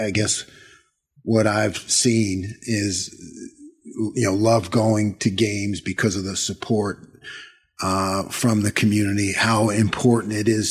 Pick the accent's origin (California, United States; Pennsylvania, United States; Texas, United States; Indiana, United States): Pennsylvania, United States; Eastern; moved away; I've growing up in Pennsylvania, you know, and I was at Eastern PA